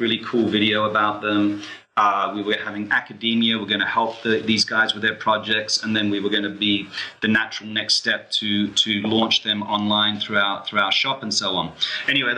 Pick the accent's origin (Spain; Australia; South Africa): Australia; Sydney, New South Wales; also born or lived in London, United Kingdom / Sweden; now in Bournemouth, United Kingdom; I'm originally from Sydney, Australia, but I've lived, you know, throughout the world over many years